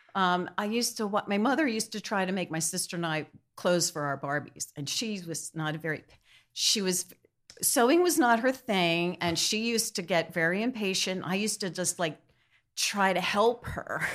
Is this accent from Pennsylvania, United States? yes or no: yes; Wallingford, Pennsylvania, United States; also born or lived in New York City; I'm from Wallingford, Pennsylvania. It's in Delaware County